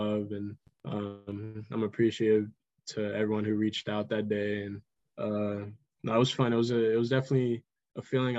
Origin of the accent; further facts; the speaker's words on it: Pacifica, California, United States; We grew up playing in Pacifica together for that travel team, Pacifica Chaos.